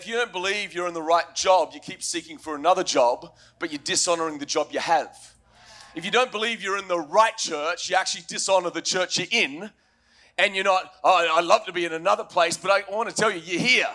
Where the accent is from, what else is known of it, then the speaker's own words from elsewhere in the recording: Australia; moved away; As an Australian